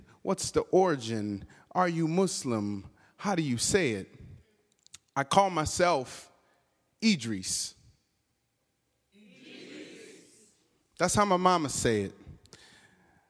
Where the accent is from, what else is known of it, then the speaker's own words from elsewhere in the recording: Michigan, United States; I'm from Michigan